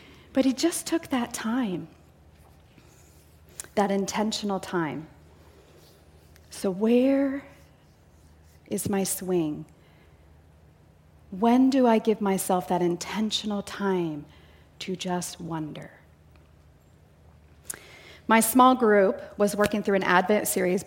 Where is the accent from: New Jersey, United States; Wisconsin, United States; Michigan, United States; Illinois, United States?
Illinois, United States; near Chicago; now in Canby, Oregon, United States; I grew up in the Midwest, near Chicago, about an hour south.